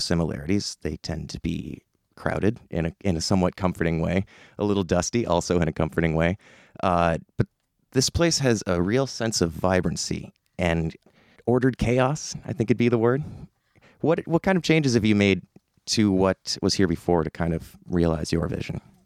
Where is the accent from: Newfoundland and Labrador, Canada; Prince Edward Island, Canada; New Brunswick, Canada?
Prince Edward Island, Canada; Summerside; growing up in Summerside